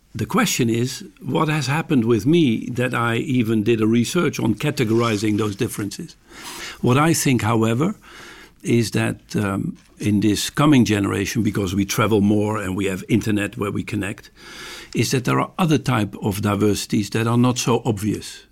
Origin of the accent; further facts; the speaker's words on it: Amsterdam, North Holland, Netherlands; I'm from Amsterdam